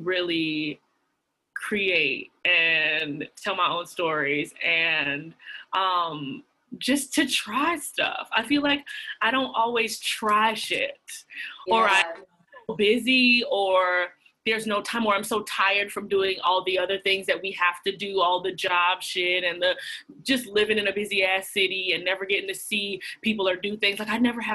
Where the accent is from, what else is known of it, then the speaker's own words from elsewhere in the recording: Atlanta, Georgia, United States; moved away as an adult; also born or lived in Washington, D.C.; now in New York, United States; I'm born and raised in Atlanta, Georgia.